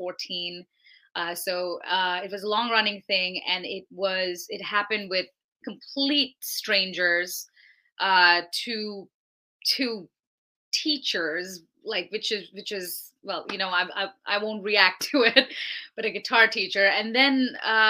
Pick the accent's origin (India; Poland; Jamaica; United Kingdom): India; moved away as an adult; now in United States; I'm originally from India. I came to America in 2010 to attend Berklee College of Music